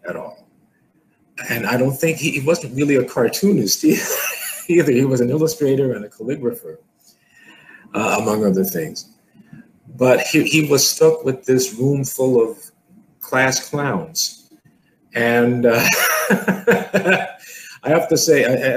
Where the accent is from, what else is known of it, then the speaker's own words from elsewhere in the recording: New York City, New York, United States; growing up in New York was the right thing for me